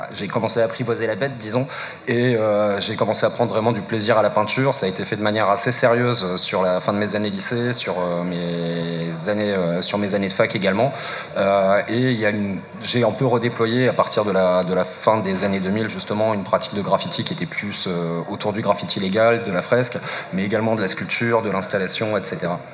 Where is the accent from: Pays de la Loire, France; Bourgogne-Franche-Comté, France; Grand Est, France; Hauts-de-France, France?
Grand Est, France; Strasbourg; je suis de Strasbourg, mes parents ont bougé à la campagne